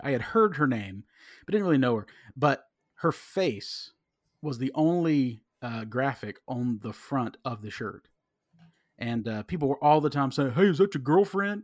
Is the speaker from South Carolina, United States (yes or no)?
yes; South Carolina, United States; I'm from South Carolina